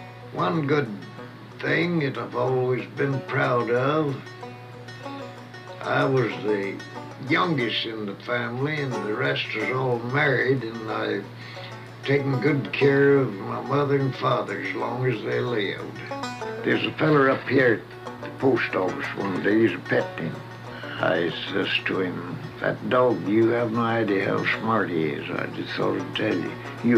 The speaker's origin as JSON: {"language": "English", "region": "Texas", "country": "United States", "tie": "born there", "lives_now": "California, United States", "said": "I was born in Kaufman County, Texas. That is in 11th of September, 1886. Come to California in 1906."}